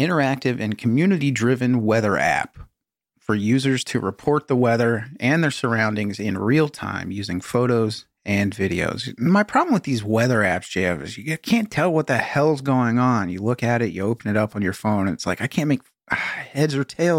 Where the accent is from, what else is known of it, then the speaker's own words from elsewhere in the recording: Florida, United States; I grew up in South Florida, swimming in the ocean almost every day during the summer and weekends.